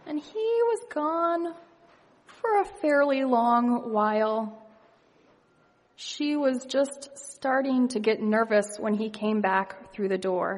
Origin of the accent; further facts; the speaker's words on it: Ohio, United States; moved away as an adult; now in Boston, United States; I was raised in Ohio, and I moved to Boston for college about almost 20 years ago